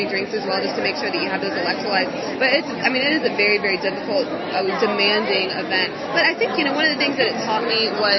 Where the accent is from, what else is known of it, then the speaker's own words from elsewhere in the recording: Charlotte, North Carolina, United States; I'm from Charlotte, North Carolina